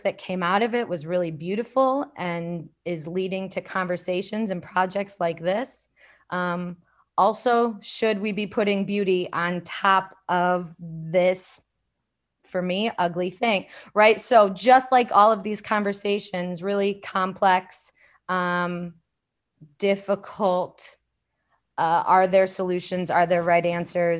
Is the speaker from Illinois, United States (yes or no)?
yes; Elgin, Illinois, United States; my hometown in Elgin